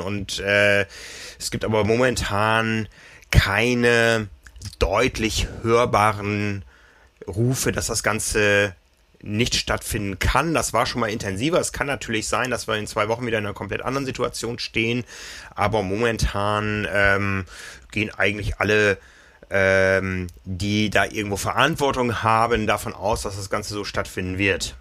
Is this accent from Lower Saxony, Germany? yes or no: yes; Osnabrück, Lower Saxony, Germany; Ich erinnere mich Anfang der 90er in meiner Heimatstadt